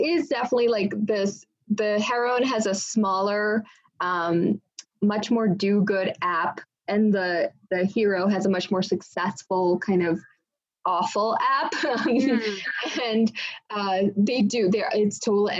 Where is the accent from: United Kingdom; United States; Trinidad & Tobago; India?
India; Indian kids, so I took like years and years and years of dance